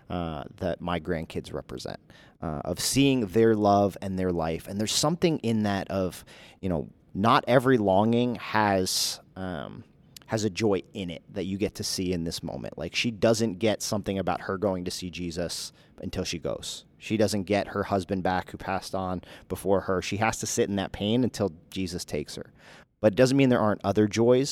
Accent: United States; us as American evangelical Christians

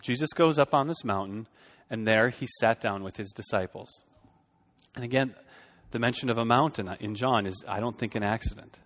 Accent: Fargo, North Dakota, United States; moved away as an adult; also born or lived in Boston / Minneapolis–Saint Paul; now in Shoreview, United States; I grew up in Fargo, so we're almost in Minnesota.

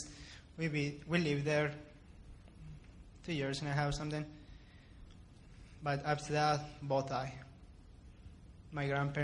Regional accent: Ciudad Juárez, Chihuahua, Mexico; moved away; also born or lived in El Paso, Texas, United States; I was born in El Paso, but after that, my family and I moved to Juarez, and I lived there my entire life. I grew up there

